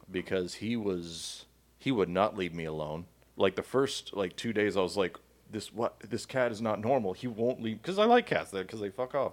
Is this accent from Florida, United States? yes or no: yes; Miami, Florida, United States; now in Georgia, United States; I grew up with cats in Miami